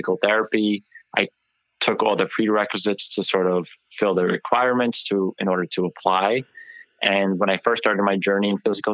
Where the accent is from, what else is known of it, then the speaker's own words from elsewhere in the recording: Parlin, New Jersey, United States; So I am a Jersey boy. I grew up in Central Jersey, if you believe in the Central Jersey. So I grew up in Parlin, New Jersey